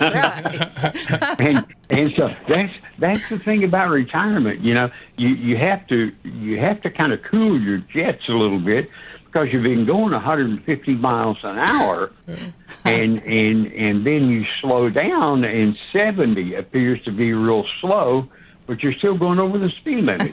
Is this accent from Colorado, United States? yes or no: no; Knoxville, Tennessee, United States; also born or lived in Atlanta; I'm a Knoxville guy